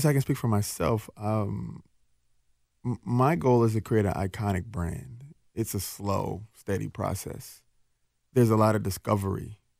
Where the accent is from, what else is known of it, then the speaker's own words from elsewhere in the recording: Jackson, Mississippi, United States; now in Minneapolis, United States; I was born in Jackson, Mississippi, but, you know, okay. I've been here for 33 years